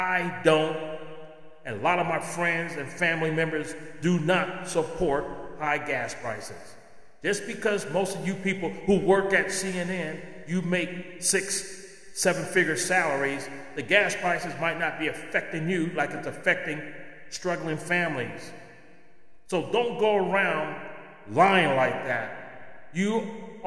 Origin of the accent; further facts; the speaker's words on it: United States; I am an American